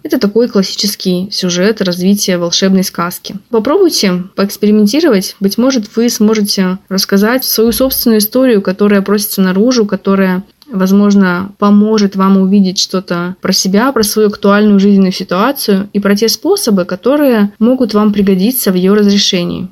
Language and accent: Russian; Khabarovsk, Khabarovsk Krai, Russia; moved away as an adult; also born or lived in Saint Petersburg; когда я в 2013 году вернулась в Хабаровск